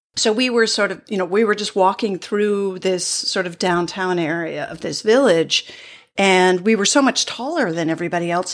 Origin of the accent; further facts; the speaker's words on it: New England, United States; I grew up in New England